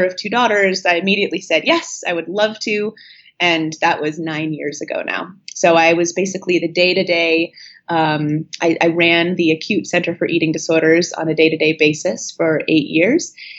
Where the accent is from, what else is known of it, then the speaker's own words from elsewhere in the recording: Northern California, United States; moved away as an adult; also born or lived in Boston, Massachusetts / New Haven, Connecticut; I grew up in Northern California, and I went back east for college